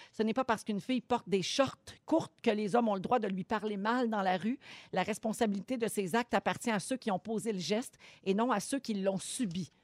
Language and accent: French; Quebec, Canada; ici, chez nous, au Québec